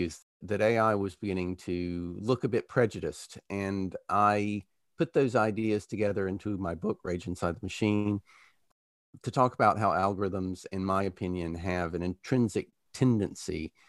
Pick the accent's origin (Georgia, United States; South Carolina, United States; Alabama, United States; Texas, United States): Alabama, United States; moved away as an adult; now in United Kingdom; I grew up in Alabama during anti-segregation busing, then went to the University of Alabama